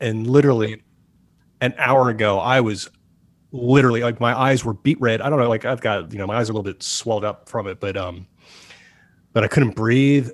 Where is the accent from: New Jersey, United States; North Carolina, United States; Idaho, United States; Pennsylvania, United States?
New Jersey, United States; Chatham; moved away as an adult; also born or lived in New York; now in Los Angeles, United States; in the part of Jersey where I grew up, I grew up in Chatham